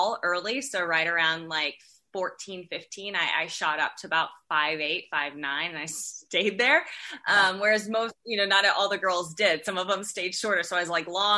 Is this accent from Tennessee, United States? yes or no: no; Texarkana, Texas, United States; I grew up in Texarkana, Texas.